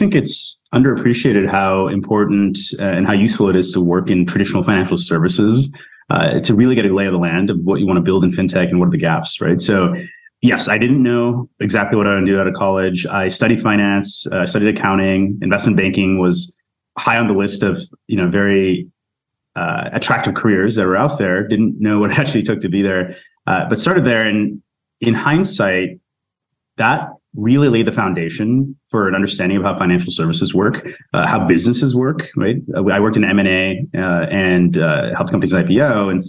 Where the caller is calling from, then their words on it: New York City, New York, United States; I'm actually in New York City.